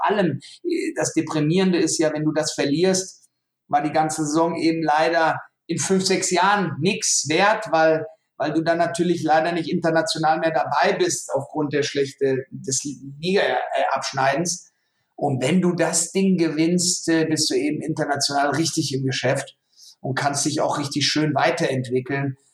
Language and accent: German; Frankfurt, Hesse, Germany; weil er weiß, ich bin Frankfurter